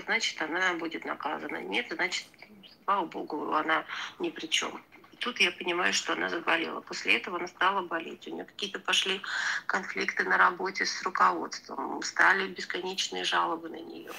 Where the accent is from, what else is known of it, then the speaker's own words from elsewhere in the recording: Georgia; я сама грузинка